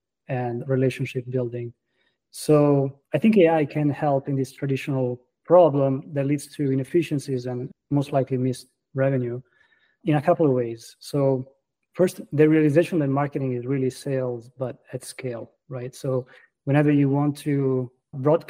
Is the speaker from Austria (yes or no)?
no; Florence, Tuscany, Italy; English is a second language; moved away as an adult; now in Boston, United States; as you can tell by my accent, I'm an immigrant. I was born and raised in Florence, Italy